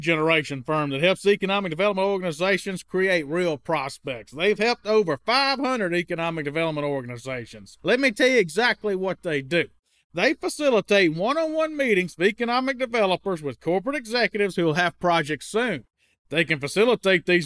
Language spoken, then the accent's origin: English; Waynesboro, Mississippi, United States; I'm from Waynesboro, Mississippi.